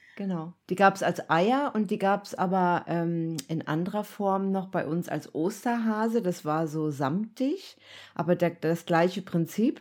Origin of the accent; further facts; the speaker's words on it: East Germany, Germany; ich bin ja im Osten aufgewachsen